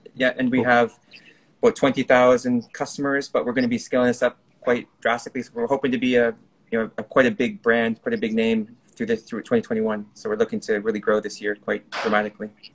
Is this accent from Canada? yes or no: yes; Canada; moved away; I was born in Canada, raised in Canada